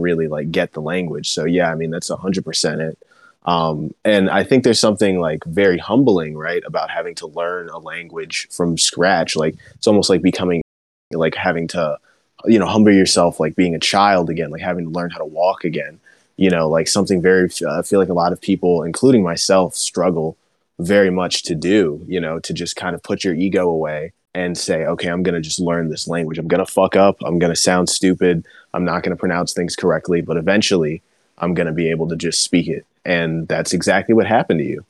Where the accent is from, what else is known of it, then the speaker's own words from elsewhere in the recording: Miami, Florida, United States; I was born in Miami, like, I grew up hearing Spanish all the time.